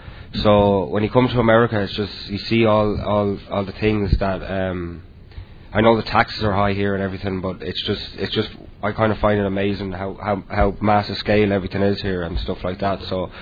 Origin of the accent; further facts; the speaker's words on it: County Dublin, Leinster, Ireland; first language English; moved away as an adult; now in United States; I'm from Ireland, County Dublin in Ireland